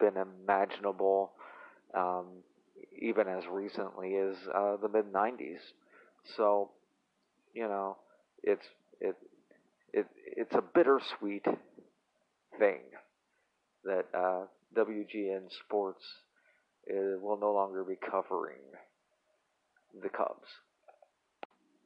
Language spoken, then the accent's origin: English; Tennessee, United States; as a 12 or 13 year old boy, growing up in Tennessee